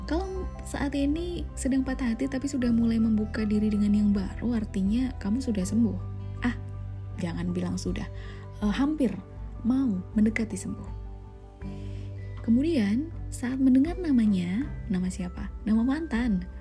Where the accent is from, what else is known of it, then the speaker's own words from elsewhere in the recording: Java, Indonesia; kalau saya sih orang Jawa ya wes